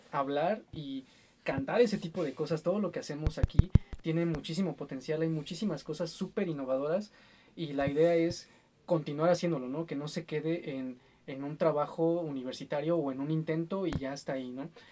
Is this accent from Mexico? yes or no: yes; Mexico